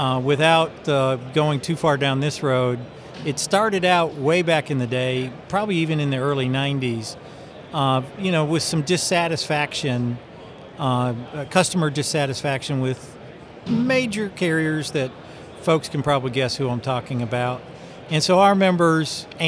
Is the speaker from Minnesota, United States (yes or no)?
no; Chattanooga, Tennessee, United States; I'm from Chattanooga